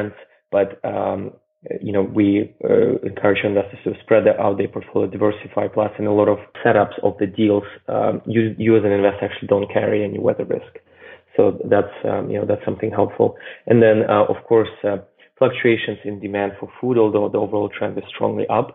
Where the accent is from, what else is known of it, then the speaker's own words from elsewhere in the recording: Russia; moved away; I grew up in Russia in the 90s